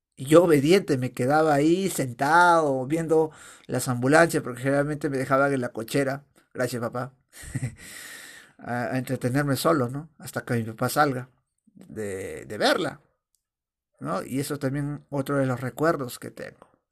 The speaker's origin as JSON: {"language": "Spanish", "town": "Chosica", "region": "Lima", "country": "Peru", "tie": "born or raised there", "also_born_or_lived": "Aija, Áncash, Peru (birthplace)", "said": "yo cuando era niño vivía en Chosica"}